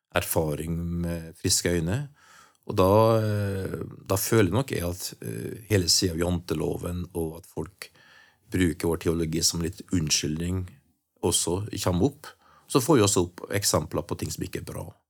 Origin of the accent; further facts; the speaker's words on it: Trøndelag, Norway; jeg er en trønder og er 60